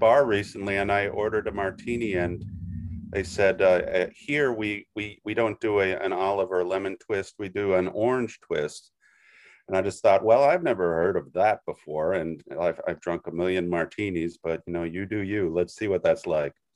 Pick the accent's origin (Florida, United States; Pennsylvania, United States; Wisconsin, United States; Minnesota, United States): Wisconsin, United States; moved away as an adult; now in New York, United States; I'm originally from Wisconsin. I've lived in New York about thirty years